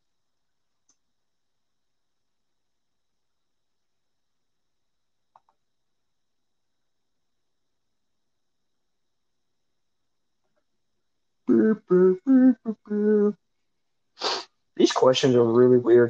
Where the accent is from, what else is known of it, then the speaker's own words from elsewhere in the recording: Sacramento, California, United States; I was born in a small town in Central California, but then I grew up in Sacramento